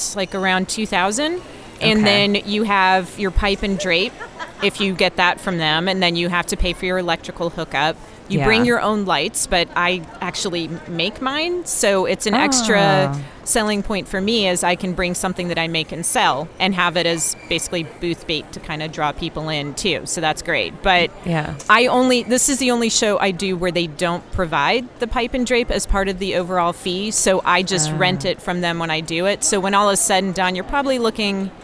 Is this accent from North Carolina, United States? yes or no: yes; North Carolina, United States; I grew up in North Carolina